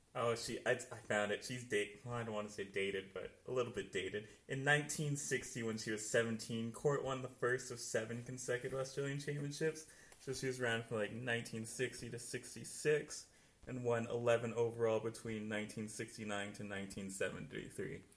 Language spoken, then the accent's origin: English; Canada; as a Canadian